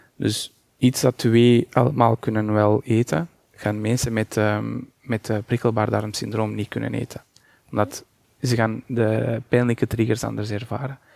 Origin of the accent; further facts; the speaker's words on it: Portugal; Dutch is a second language; moved away as an adult; now in Belgium; Ik ben Portugees en ik ben daar afgestudeerd en ik ben pas in 2010 naar België vertrokken.